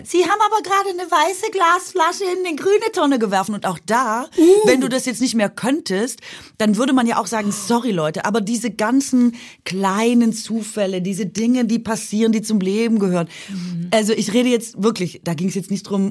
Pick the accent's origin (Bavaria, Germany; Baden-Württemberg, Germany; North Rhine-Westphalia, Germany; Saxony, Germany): Baden-Württemberg, Germany; Swabia; Schwer für mich zu sagen als Schwäbin